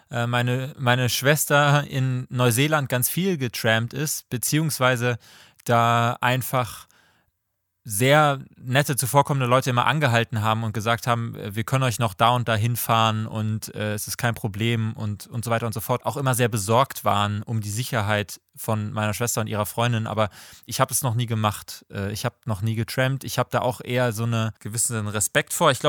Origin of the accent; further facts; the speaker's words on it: Leipzig, Saxony, Germany; born there; und ich komme gebürtig aus Leipzig.